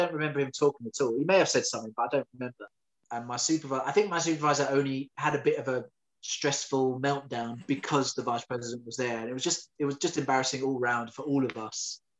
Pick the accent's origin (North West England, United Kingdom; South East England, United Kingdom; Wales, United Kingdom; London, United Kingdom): London, United Kingdom; But being a Londoner, I just wanted to stay in London.